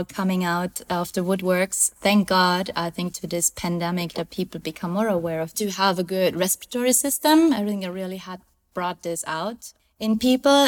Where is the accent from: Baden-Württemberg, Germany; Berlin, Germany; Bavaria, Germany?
Bavaria, Germany; close to Munich; now in Cabarete, Dominican Republic; So I was born and raised in Germany, in the south of Germany, close to Munich